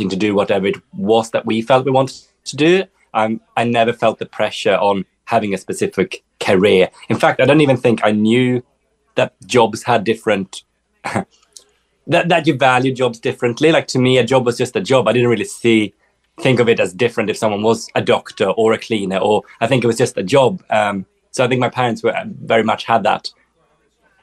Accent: Sweden; moved away; I grew up in the Swedish forest

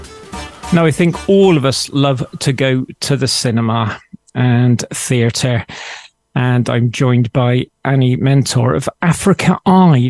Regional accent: Bristol, South West England, United Kingdom; accent: Bristolian; also born or lived in Scotland; I'm Scottish with a Bristolian accent.

